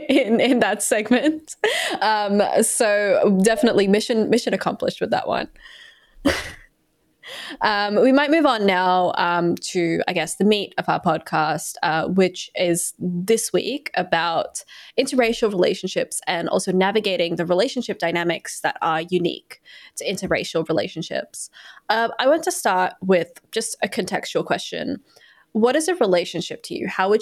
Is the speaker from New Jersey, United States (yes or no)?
no; St. Louis, Missouri, United States; One of my memories growing up in St. Louis was that they brainwashed me into becoming a Cardinals fan.